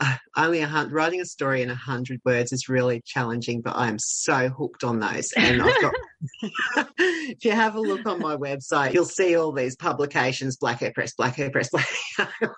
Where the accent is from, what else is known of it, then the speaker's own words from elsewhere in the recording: Australia; I'm an Australian